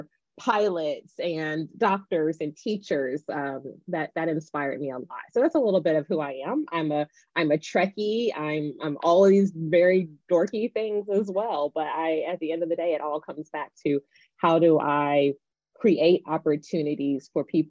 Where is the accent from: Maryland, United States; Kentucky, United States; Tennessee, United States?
Tennessee, United States; Nashville; I grew up in Nashville, Tennessee